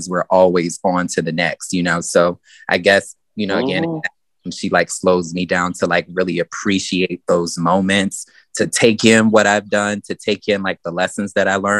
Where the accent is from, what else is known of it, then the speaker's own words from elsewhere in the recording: the South, United States; growing up in the South